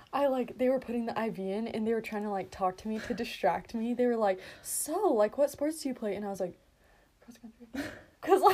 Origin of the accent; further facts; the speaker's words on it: Twin Falls, Idaho, United States; And we are from Twin Falls, Idaho. America.